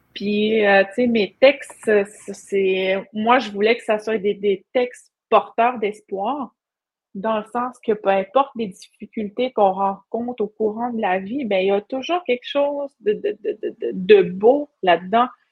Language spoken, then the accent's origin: French; Pessamit, Quebec, Canada; je suis Inou de la communauté de Pessamit